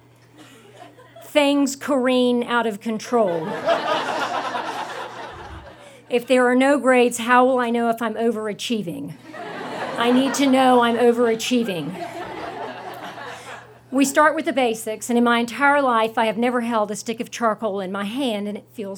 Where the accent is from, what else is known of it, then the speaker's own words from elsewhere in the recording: the South, United States; moved away as an adult; Growing up in the South